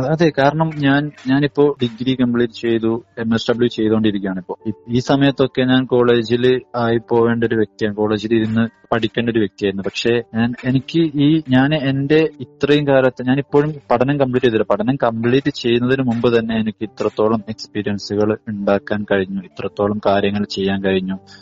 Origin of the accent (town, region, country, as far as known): Kerala, India